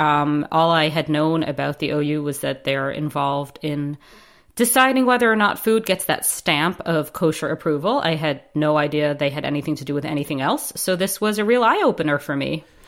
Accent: United States; being an American Jew

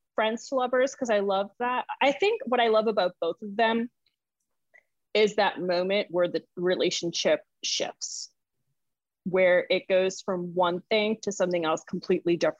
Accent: Boston, Massachusetts, United States; moved away as an adult; now in New Orleans, United States; growing up in Boston, like that's what we would do.

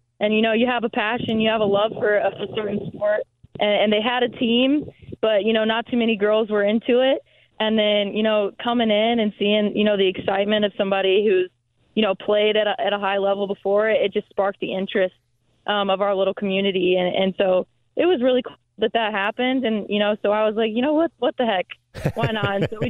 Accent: Indianapolis, Indiana, United States; This is where I'm from. This is where I grew up since first – I think I've been living here since I was in first grade. I was born here.

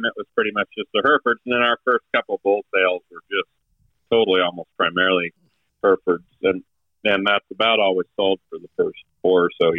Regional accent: Northern California, United States; moved away as an adult; also born or lived in Oregon; now in Nebraska, United States; we are originally from Northern California, about an hour and a half south of the Oregon border, where we grew up. I was actually born in Oregon.

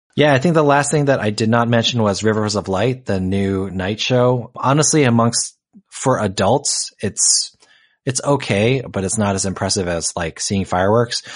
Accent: New Jersey, United States; I grew up in New Jersey

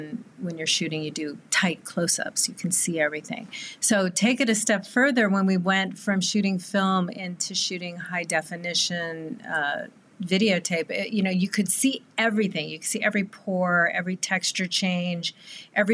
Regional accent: Southern California, United States; born and raised in Southern California

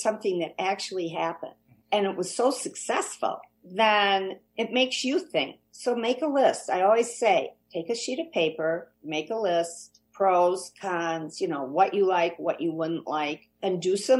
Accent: Kankakee, Illinois, United States; growing up in Kankakee by the sea

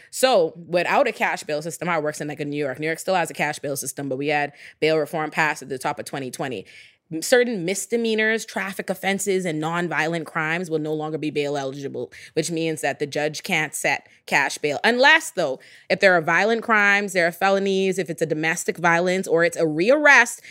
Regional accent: Nassau, New Providence, Bahamas; moved away as an adult; now in United States; I'm born and raised in the Bahamas, which is a black majority country

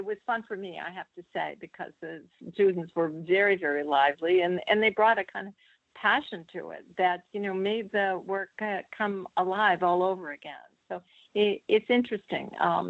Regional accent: Boston, Massachusetts, United States; I'm from New England, Boston, and my father was from Salem. So, you know, as a New Englander

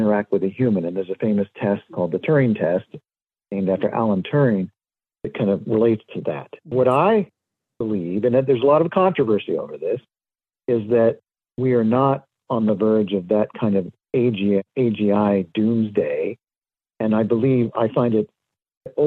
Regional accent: Southern California, United States; I was born and raised in Southern California, and very lucky in the sense that I lived near Disneyland

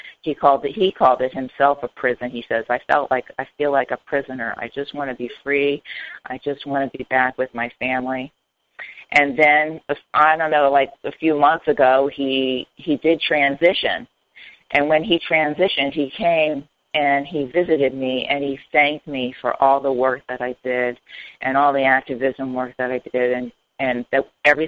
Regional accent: Hollywood, Florida, United States; moved away; also born or lived in Miami, Florida / North Carolina; I was born and raised in South Florida in Miami, and then kind of grew up in Hollywood, Florida.

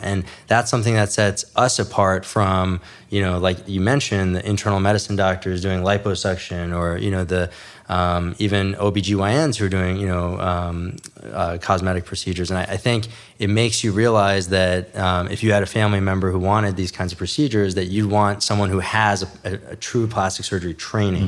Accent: New York City, New York, United States; also born or lived in New Jersey / Midwest; now in Los Angeles, United States; I was born in New York City, raised, uh, in New York City, and then, you know, moved out to New Jersey.

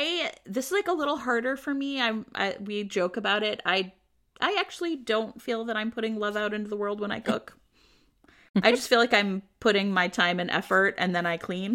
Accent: Cleveland, Ohio, United States; I'm from Cleveland

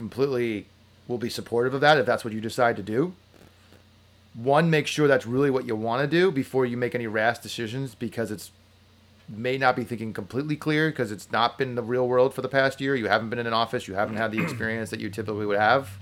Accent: New Jersey, United States; moved away

